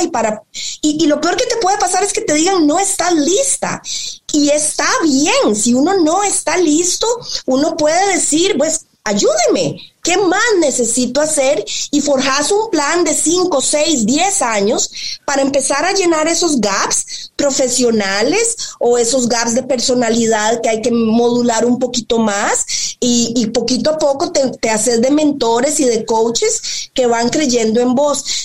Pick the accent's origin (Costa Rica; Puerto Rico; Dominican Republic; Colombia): Costa Rica; moved away as an adult; also born or lived in Spain; yo soy tica, soy costarricense de cepa, de arroz, frijoles y plátano maduro